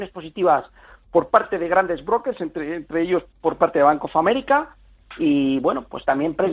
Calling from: Madrid, Community of Madrid, Spain; de Madrid.

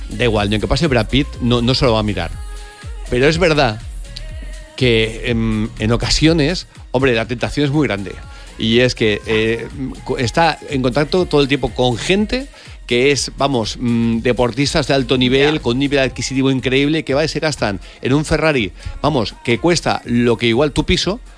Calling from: Barcelona, Catalonia, Spain; Hola, Cárdenas, buenos días. … de Barcelona.

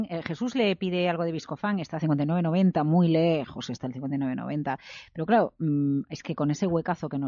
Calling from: Alicante, Valencian Community, Spain; de Alicante.

